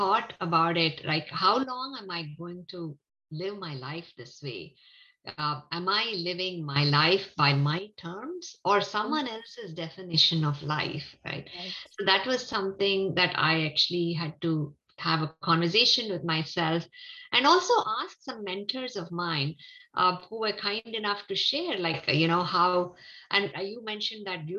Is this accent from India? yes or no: yes; India; I grew up in India